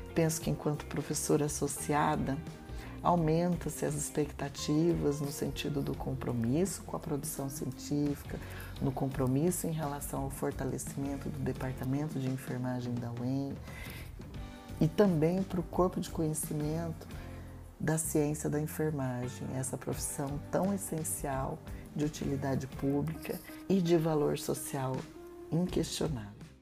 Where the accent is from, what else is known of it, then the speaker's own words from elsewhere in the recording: Maringá, Paraná, Brazil; nasci em Maringá, fiz um curso de graduação em enfermagem aqui na Universidade Estadual de Maringá